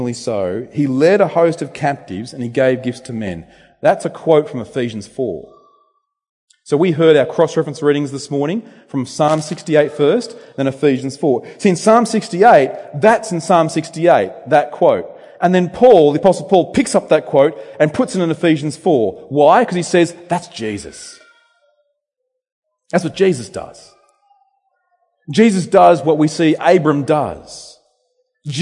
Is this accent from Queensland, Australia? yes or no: no; Temora, New South Wales, Australia; now in Bendigo, Australia; My hometown where I grew up, Tamora, New South Wales